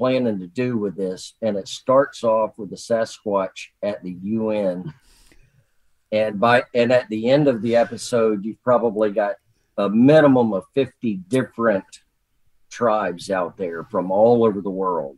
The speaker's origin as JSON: {"language": "English", "area": "Jackson County", "region": "Northwest Florida", "country": "United States", "tie": "born or raised there", "said": "I was born and raised right here in Northwest Florida in Jackson County."}